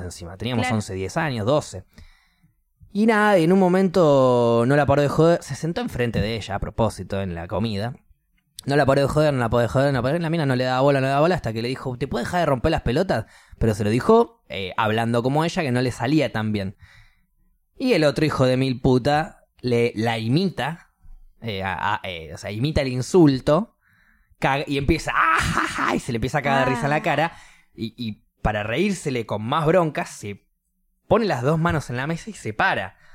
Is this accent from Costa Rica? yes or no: no; Argentina; moved away; soy argentino